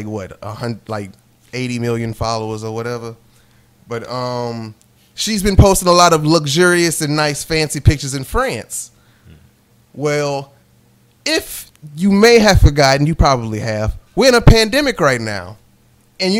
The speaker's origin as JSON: {"language": "English", "town": "Lake Charles", "region": "Louisiana", "country": "United States", "said": "we're from Lake Charles, Louisiana"}